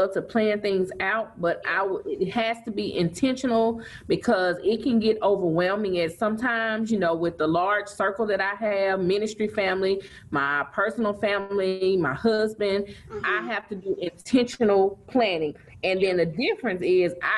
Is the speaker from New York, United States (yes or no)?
no; Vicksburg, Mississippi, United States; I am from Vicksburg, where I currently still live and reside